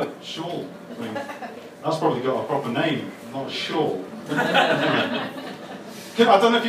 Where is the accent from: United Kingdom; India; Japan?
United Kingdom; Wakefield, Yorkshire and the Humber; I'm from Yorkshire! Yeah! I'm from a little place called Wakefield.